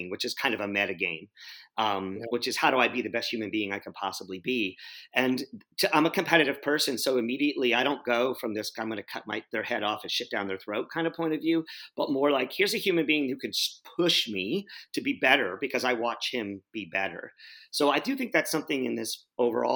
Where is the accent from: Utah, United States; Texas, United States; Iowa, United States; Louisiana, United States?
Texas, United States; San Antonio; I grew up in San Antonio, Texas